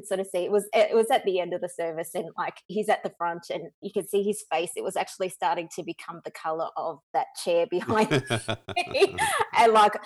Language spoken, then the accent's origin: English; Dandenong, Victoria, Australia; I'm a Dandenong chick, so as my husband would call me, a bit of a rat bag. So I come from the Dandenong